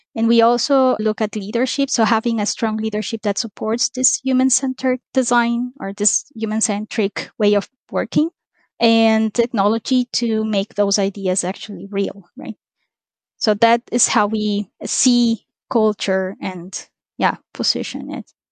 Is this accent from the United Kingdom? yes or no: no; Ecuador; moved away; I'm originally from Ecuador